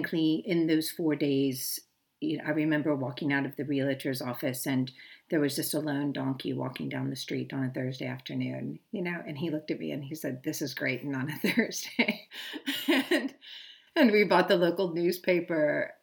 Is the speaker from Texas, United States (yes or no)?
no; Thousand Oaks, California, United States; moved away as an adult; also born or lived in Inglewood, California; now in South Africa; I was born in 1971 in Inglewood, California. I was raised basically just north of Los Angeles in a community called Thousand Oaks